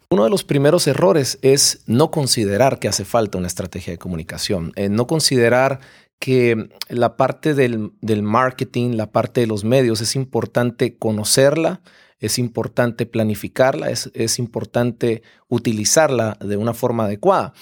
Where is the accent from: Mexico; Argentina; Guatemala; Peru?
Guatemala; yo soy guatemalteco y nuestra empresa está en Guatemala